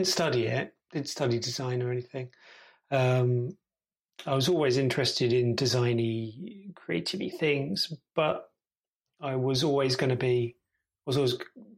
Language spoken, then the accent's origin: English; Gravesend, South East England, United Kingdom; moved away as an adult; now in York, United Kingdom; I'm from Gravesend originally